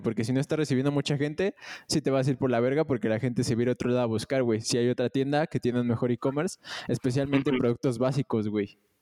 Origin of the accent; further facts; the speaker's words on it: Mexico; como un mexicano normal